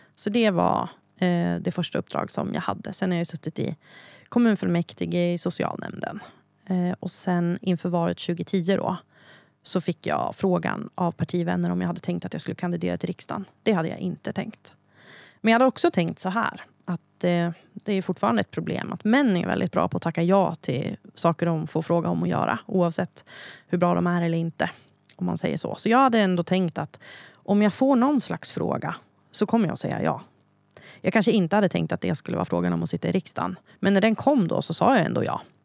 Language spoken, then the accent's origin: Swedish; Hälsingland, Gävleborg County, Sweden; also born or lived in Söderala; jag kommer från Hälsingland. Eh, när jag föddes var min mamma sjutton bara. Eh, så vi bodde kvar hemma hos mormor och morfar i Söderara. Sen träffade hon Bertil, eh, och vi flyttade till Norrara, eh, där jag då är uppvuxen